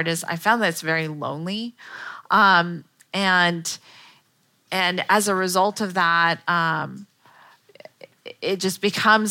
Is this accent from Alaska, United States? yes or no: no; Palo Alto, California, United States; I'm from Palo Alto